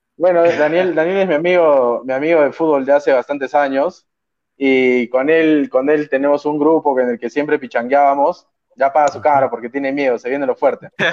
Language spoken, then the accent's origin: Spanish; Arequipa, Peru; yo soy arequipeño y soy hincha de Melgar